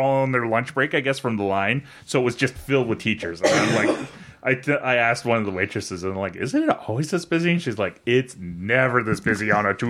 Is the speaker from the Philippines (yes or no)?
no; Canada; I'm Canadian